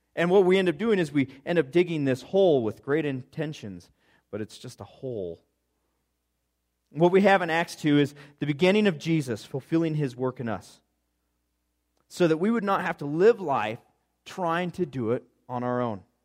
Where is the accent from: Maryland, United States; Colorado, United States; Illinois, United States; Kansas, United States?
Colorado, United States; Gunnison; I come from Gunnison, Colorado, and it's a whole bunch of rocks with some dirt in between